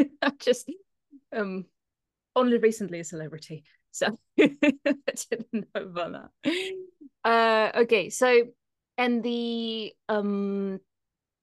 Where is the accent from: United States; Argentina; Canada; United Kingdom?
United Kingdom; I'm British